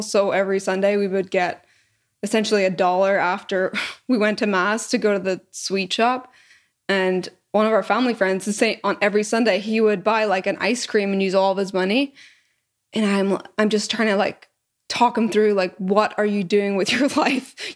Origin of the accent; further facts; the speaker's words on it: Northern Ireland, United Kingdom; moved away as an adult; also born or lived in Canada / England / Scotland; now in Austin, United States; I was born in Canada, but I moved before I was even one, 'cause my parents are Irish, from Northern Ireland. And so when I, I grew up until I was eighteen there